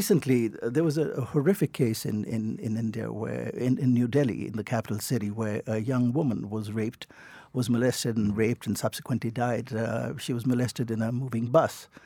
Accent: Northern Ireland, United Kingdom; I was born in Northern Ireland.

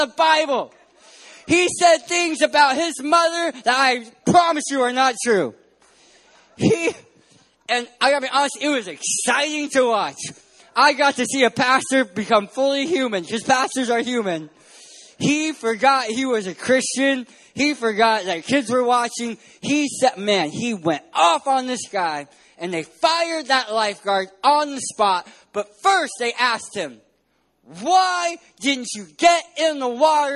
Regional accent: San Diego, California, United States; I'm from San Diego, California.

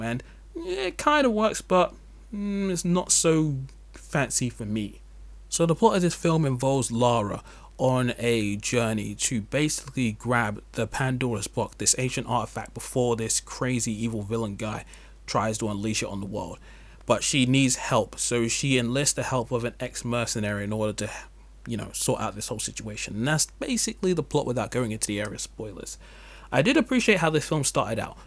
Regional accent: England, United Kingdom; As an English person

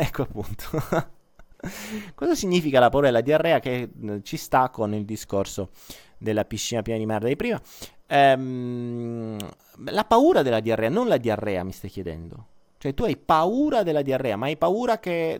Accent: Foggia, Apulia, Italy; io sono foggiano

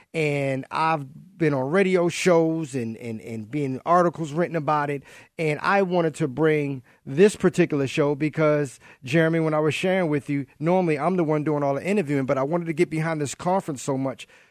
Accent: Baltimore, Maryland, United States; now in San Jose, United States; I'm originally from Baltimore, grew up from Baltimore in my childhood

